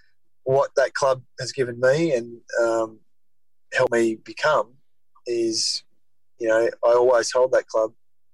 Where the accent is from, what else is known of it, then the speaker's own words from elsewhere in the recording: Taree, New South Wales, Australia; I spent 2 weeks, I think, in my hometown.